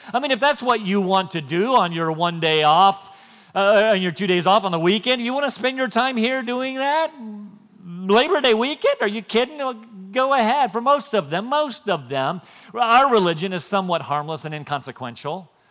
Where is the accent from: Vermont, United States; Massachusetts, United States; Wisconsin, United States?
Wisconsin, United States; moved away; I was born in Wisconsin